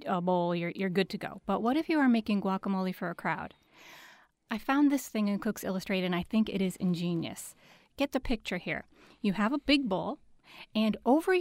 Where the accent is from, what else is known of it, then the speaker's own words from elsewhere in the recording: Bristol, Connecticut, United States; I grew up in Bristol with her children